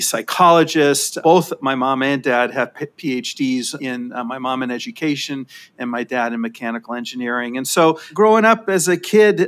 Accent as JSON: {"language": "English", "town": "Los Angeles", "region": "California", "country": "United States", "tie": "born or raised there", "said": "I grew up in Sherman Oaks, California, which is a suburb of Los Angeles in the San Fernando Valley"}